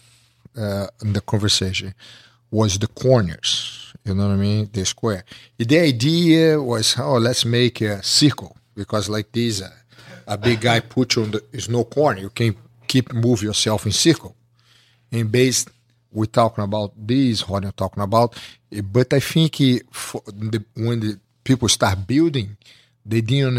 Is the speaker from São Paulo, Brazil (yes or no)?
no; Rio de Janeiro, Brazil; English is a second language; moved away; I grew up with Henzo in Rio